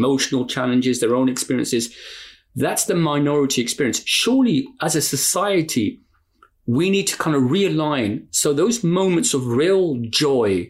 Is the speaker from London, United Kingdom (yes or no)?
yes; London, United Kingdom; now in Bradford, United Kingdom; a Londoner living in Bradford